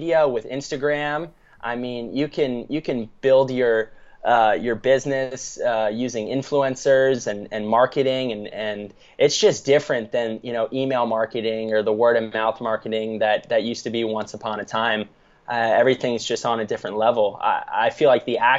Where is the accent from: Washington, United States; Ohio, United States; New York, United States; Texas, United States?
New York, United States; Long Island; also born or lived in Atlanta, Georgia / Manhattan, New York / San Diego; I grew up in Long Island, New York